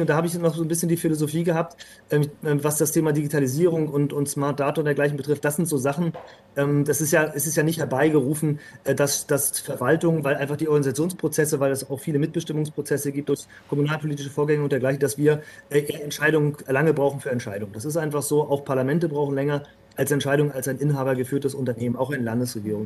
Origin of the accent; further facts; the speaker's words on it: Northern Germany, Germany; als, als echter, waschechter Norddeutscher